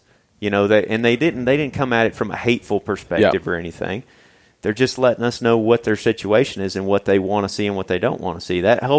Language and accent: English; Missouri, United States; I'm a redneck from Missouri, man.